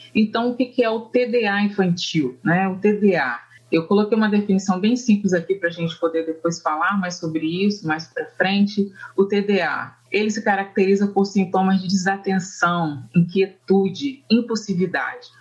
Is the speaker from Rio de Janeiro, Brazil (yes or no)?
yes; Volta Redonda, Rio de Janeiro, Brazil; also born or lived in Northeast Brazil / Norway; eu sou da cidade do Rio de Janeiro, né, no estado do Rio de Janeiro, da cidade de Volta Redonda